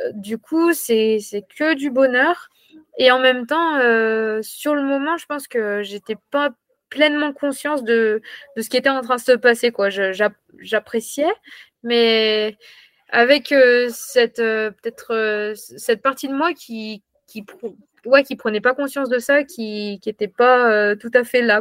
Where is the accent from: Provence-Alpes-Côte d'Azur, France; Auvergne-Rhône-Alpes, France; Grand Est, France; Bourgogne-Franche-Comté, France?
Auvergne-Rhône-Alpes, France; Ambronay; moved away; also born or lived in Toulouse; Je suis originaire de l'Ain, près d'Amberieu-en-Bugey. Euh, voilà, j'ai grandi donc à Ambronay